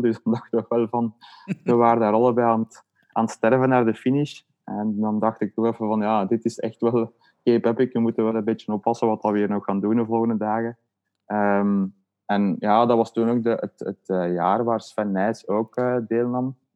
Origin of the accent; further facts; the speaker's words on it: Leuven, Flanders, Belgium; ik woon eigenlijk ook niet veel meer in Leuven, maar we zijn wel allebei van Leuven afkomstig